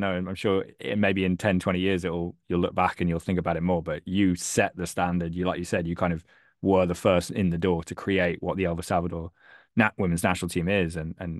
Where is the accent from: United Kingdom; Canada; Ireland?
United Kingdom; England; I'm from England